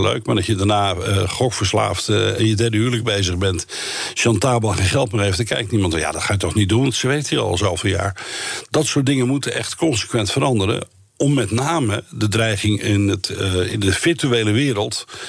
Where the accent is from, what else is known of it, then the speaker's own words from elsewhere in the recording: Netherlands; wij zijn Nederlanders